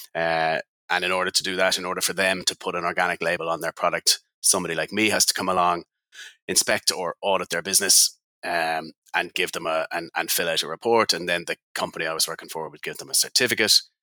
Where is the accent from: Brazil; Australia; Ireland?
Ireland; I'm Irish, living on the west coast of west coast of Ireland